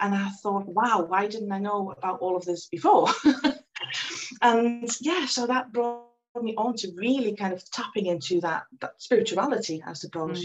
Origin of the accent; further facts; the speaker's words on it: Netherlands; I was born and I grew up in the Netherlands